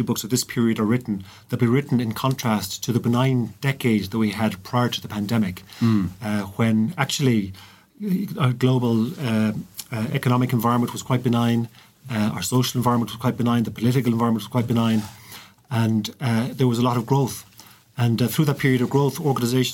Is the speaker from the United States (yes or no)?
no; County Clare, Ireland; also born or lived in Limerick; growing up in Clare